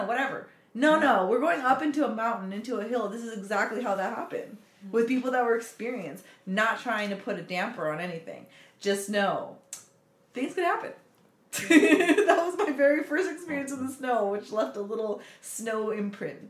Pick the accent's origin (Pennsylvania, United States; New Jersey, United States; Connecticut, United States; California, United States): California, United States; We're from California